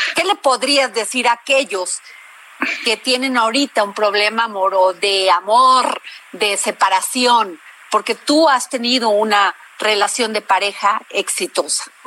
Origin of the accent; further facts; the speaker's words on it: Veracruz, Mexico; en Veracruz, de donde yo soy